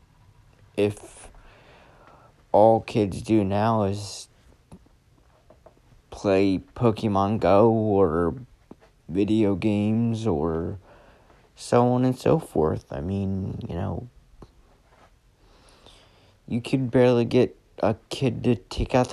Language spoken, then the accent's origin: English; right outside of Philadelphia, Pennsylvania, United States; I was born right outside of Philadelphia, or grew up out right outside of Philadelphia.